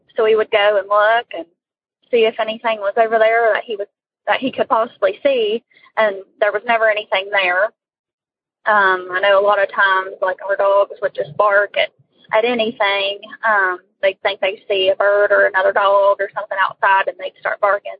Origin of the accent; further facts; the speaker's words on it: West Virginia, United States; I'm from West Virginia.